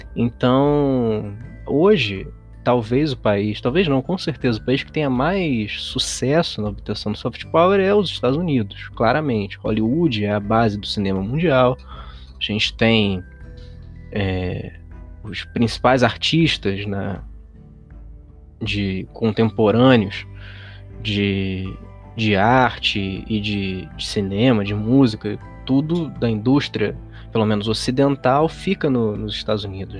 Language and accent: Portuguese; Rio de Janeiro, Brazil; Eu sou carioca